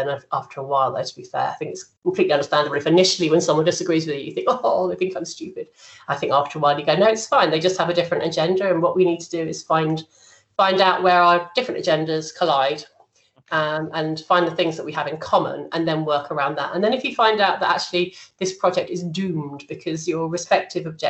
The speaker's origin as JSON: {"language": "English", "region": "London", "country": "United Kingdom", "moved": "as an adult", "said": "I'm a Londoner and I never planned to be out of London this long"}